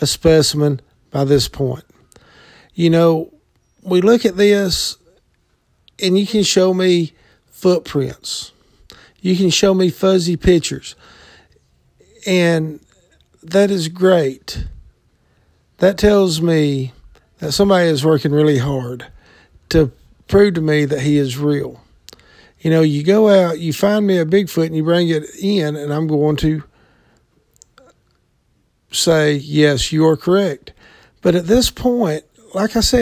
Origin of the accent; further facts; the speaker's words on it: the South, United States; I'm from the South, been in the woods all my life